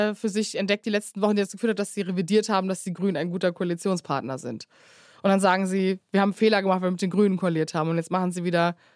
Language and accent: German; Cologne, North Rhine-Westphalia, Germany; ich komme ja aus Köln